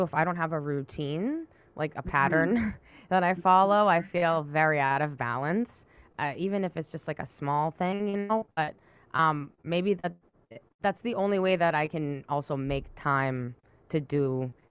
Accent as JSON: {"language": "English", "town": "Watertown", "region": "Massachusetts", "country": "United States", "also_born_or_lived": "Boston", "moved": "as an adult", "lives_now": "New York, United States", "said": "That's where I'm from."}